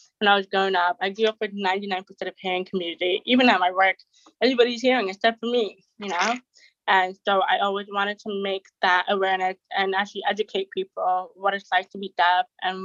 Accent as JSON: {"language": "English", "town": "Toronto", "region": "Ontario", "country": "Canada", "also_born_or_lived": "Jamaica", "said": "I'm from Canada, Toronto, and I'm 23"}